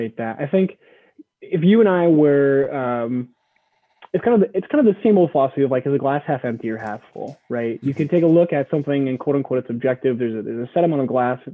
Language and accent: English; Midwest, United States; growing up in the Midwest